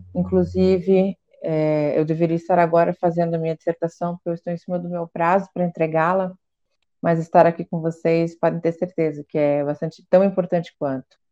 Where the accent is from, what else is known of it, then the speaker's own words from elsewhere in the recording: Curitiba, Paraná, Brazil; sou de Curitiba